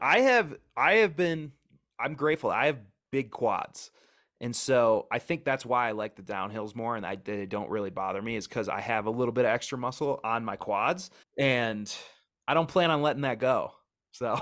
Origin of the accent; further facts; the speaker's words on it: Wisconsin, United States; moved away as an adult; also born or lived in Oregon; now in Wyoming, United States; I grew up in Wisconsin, Midwest